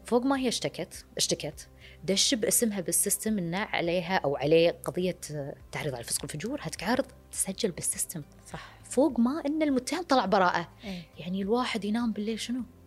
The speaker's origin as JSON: {"language": "Arabic", "country": "Kuwait", "said": "عندنا بالكويت"}